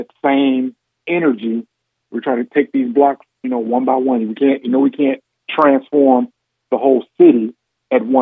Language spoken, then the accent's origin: English; Gary, Indiana, United States; also born or lived in West Lafayette, Indiana; Born and raised in Gary, Indiana